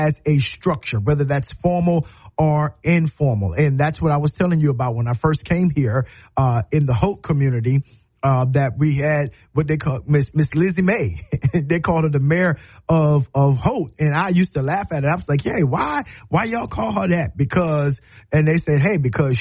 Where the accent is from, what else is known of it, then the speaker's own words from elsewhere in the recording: Moncks Corner, South Carolina, United States; also born or lived in Cross, South Carolina; now in Tuscaloosa, United States; When I grew up in Monk's Corner